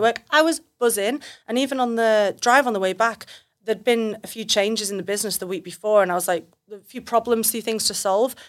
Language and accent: English; United Kingdom; now in Australia; I'm British